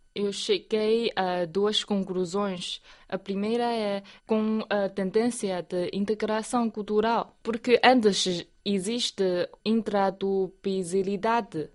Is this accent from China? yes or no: yes; Ruijin area, Jiangxi, China; moved away; Na minha terra natal tem muitos, uh, muitas colinas, é uma área montanhosa